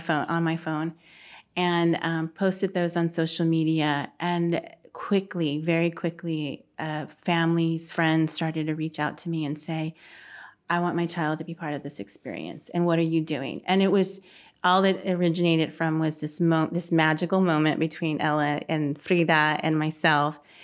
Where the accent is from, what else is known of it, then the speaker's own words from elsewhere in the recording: San Antonio, Texas, United States; grew up on the south side of San Antonio. Um, I still live in the south side now